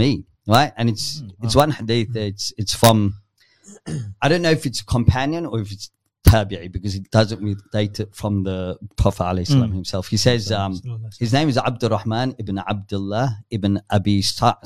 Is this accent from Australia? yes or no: yes; Yass, New South Wales, Australia; I was raised up in Yass, if you know where Yass is, just tiny little town in between